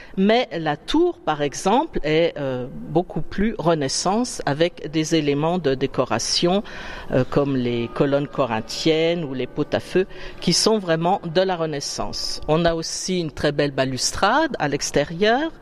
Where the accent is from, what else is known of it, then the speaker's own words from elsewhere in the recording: Sézanne, Grand Est, France; je suis née à Cézanne, je suis la sixième génération de Cézannais